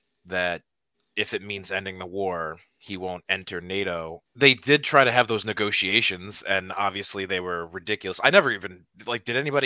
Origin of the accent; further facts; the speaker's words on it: United States; I'm an American